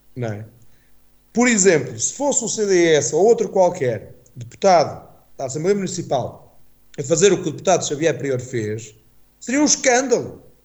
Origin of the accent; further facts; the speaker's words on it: Calvão, Aveiro District, Portugal; eu venho sempre com muito gosto para a minha terra, até porque a minha terra, bem sabido, Calvão é capital